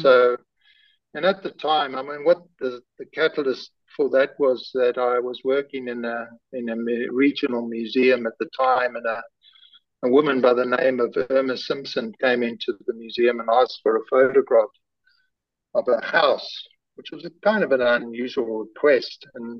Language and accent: English; South Africa; born there; I was given a name and an age of my mother and the place I was born in South Africa on a small piece of paper